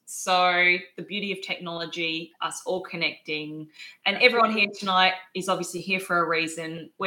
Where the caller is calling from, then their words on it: Adelaide, South Australia, Australia; I'm zooming in from Adelaide, um, but obviously, that's the beauty of technology.